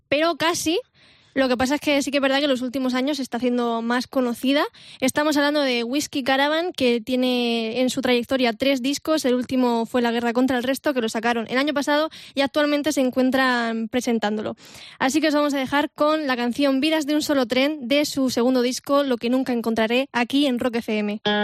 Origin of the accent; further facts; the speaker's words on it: Vega Baja, Valencian Community, Spain; mi tierra, de la Vega Baja